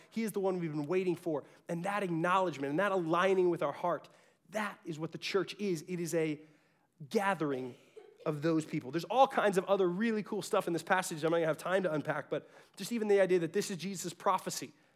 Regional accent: Garland, Texas, United States; I was from South Garland. That was the real Garland.

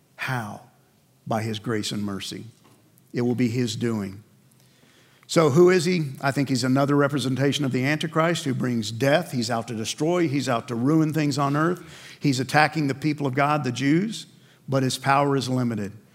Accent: New York City, New York, United States; I grew up in New York

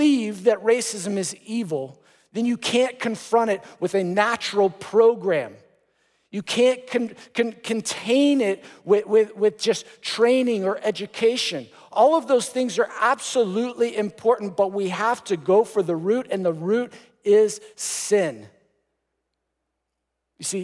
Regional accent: Texas, United States; I grew up playing soccer in Texas

